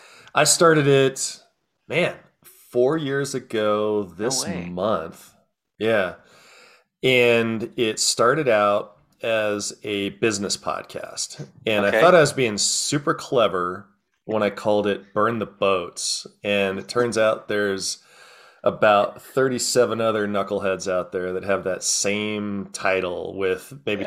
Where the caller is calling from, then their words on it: Arvada, Colorado, United States; I am in a little outskirts of Denver called Arvada, Colorado, between Golden and Denver.